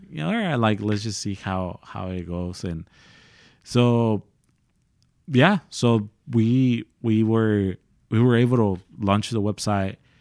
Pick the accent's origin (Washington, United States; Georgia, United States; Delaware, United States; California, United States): California, United States; San Diego; moved away as an adult; now in Dallas, United States; I'm from San Diego, California